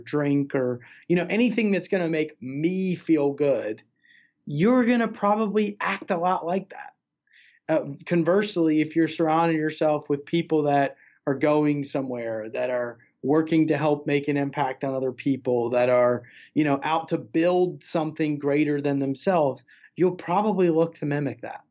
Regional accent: United States; I didn't choose growing up in America or being American

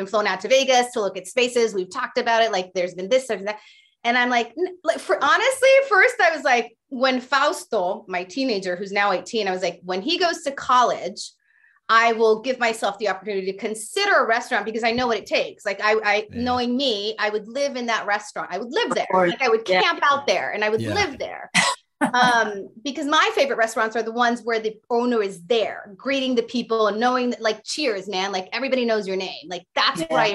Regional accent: Tijuana, Baja California, Mexico; also born or lived in San Diego; I was raised in Tijuana, would cross the border every day to go to school in San Diego.

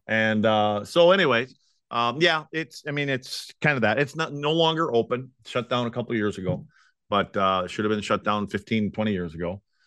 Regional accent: Wisconsin, United States; moved away; my hometown up in Wisconsin

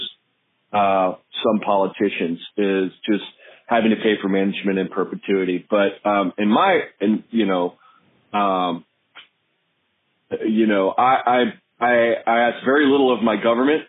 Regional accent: Missoula, Montana, United States; in Missoula, you know, my hometown

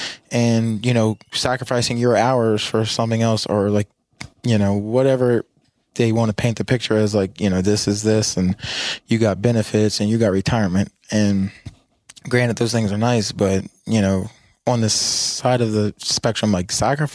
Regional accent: Gainesville, United States; started helping them start up about 45 minutes from where we grew up in Gainesville.

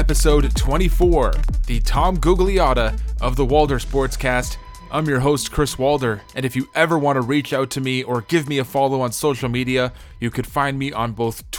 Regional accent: Toronto, Ontario, Canada; my hometown Toronto Raptors

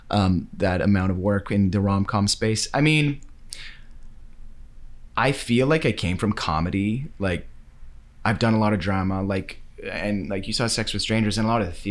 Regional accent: Winnipeg, Manitoba, Canada; That's growing up in Winnipeg too

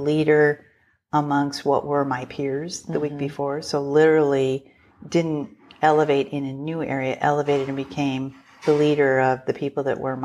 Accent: Chicago, Illinois, United States; moved away as an adult; also born or lived in Minneapolis; I would accept a role back in Chicago, which was my hometown

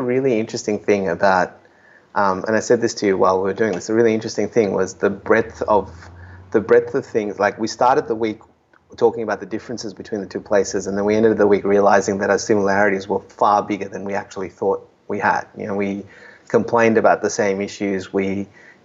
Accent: Australia; moved away

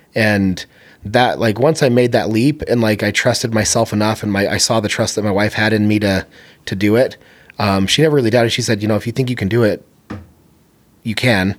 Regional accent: San Bernardino, California, United States; moved away; I grew up in San Bernardino, California.

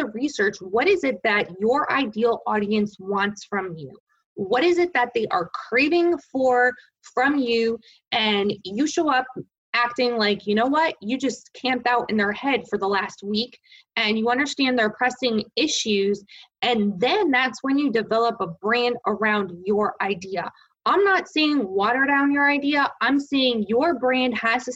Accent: Connecticut, United States; I'm from Connecticut

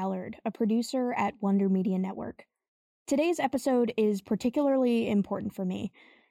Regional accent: New Hampshire, United States; my home state of New Hampshire

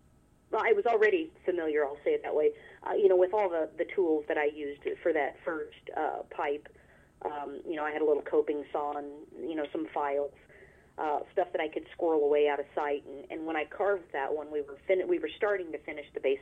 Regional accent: near Fort Leonard Wood, south central Missouri, United States; I grew up in a little itty-bitty town in south central-ish Missouri called Lakeway

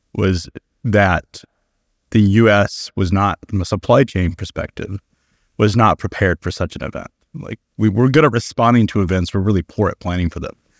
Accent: United States; as an American

